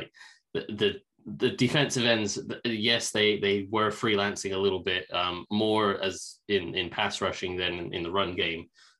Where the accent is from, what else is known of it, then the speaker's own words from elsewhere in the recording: England, United Kingdom; I'm English and we don't really celebrate Thanksgiving over here.